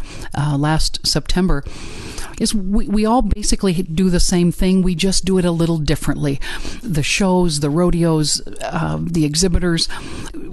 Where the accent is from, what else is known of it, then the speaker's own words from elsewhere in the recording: Warren County, Iowa, United States; I come from Warren County, Iowa, and I've been the fair manager there for 25 years